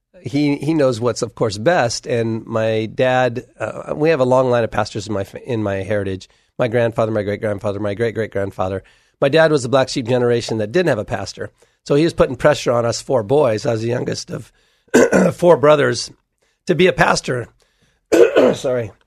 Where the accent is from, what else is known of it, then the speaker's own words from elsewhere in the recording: Hood River, Oregon, United States; We grew up in Hood River, and, uh, we met there as high school sweethearts